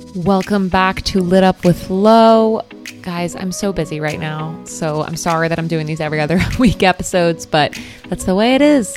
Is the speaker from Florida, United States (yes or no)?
yes; Florida, United States; growing up in Florida